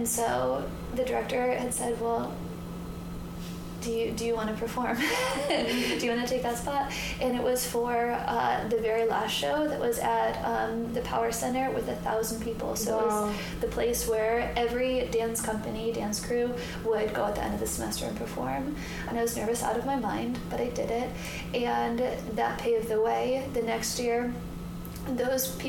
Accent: Michigan, United States; moved away as an adult; also born or lived in Ann Arbor / Chicago; now in Los Angeles, United States; I was raised in Michigan

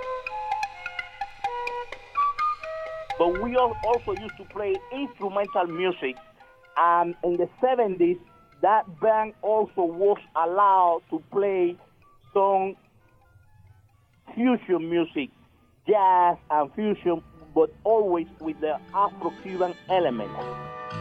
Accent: Cuba; English is a second language; moved away as an adult; also born or lived in Varadero, Cuba / Havana, Cuba; now in United States; When I moved to Havana from Varadero in 75, I became the first call for the only studio in Cuba

